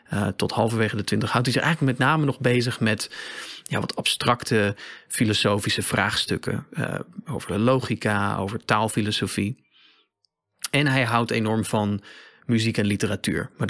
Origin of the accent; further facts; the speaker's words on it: Riga, Latvia; born there; Dutch is a second language; Ik ben geboren in Riga, maar ik heb mij nooit beschouwd als grote